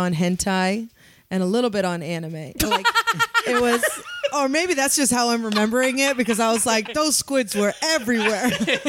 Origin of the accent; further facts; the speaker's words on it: San Francisco, California, United States; I'm from San Francisco